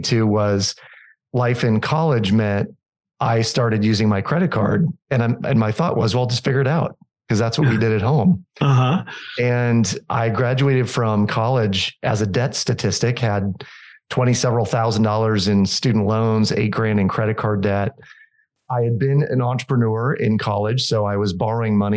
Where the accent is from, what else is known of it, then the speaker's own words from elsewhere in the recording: Des Moines, Iowa, United States; I grew up in Des Moines, Iowa